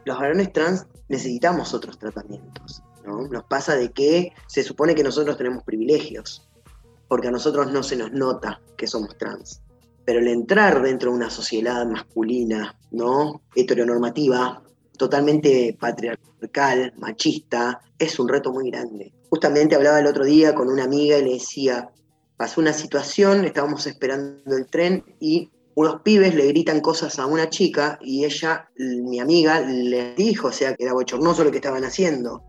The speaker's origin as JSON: {"language": "Spanish", "town": "Gualeguaychú", "region": "Entre Ríos", "country": "Argentina", "tie": "born or raised there", "also_born_or_lived": "Patagonia (the south)", "moved": "as an adult", "lives_now": "Buenos Aires, Argentina", "said": "nací en Gualeguaychú, Entre Ríos, 17 años viví en Buenos Aires, después me fui a vivir al sur, 5 años"}